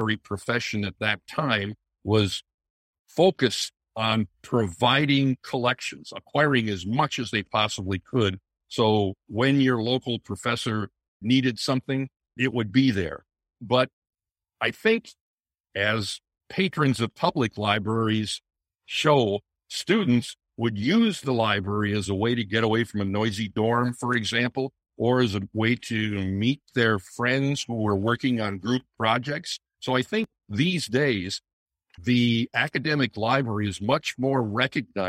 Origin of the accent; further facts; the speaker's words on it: Wisconsin, United States; I was born in Wisconsin